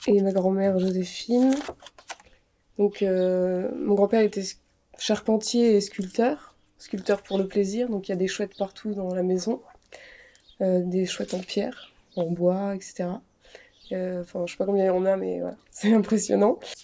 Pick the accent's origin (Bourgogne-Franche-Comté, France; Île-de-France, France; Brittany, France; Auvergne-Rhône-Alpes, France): Auvergne-Rhône-Alpes, France; Annecy; on vient d'Annecy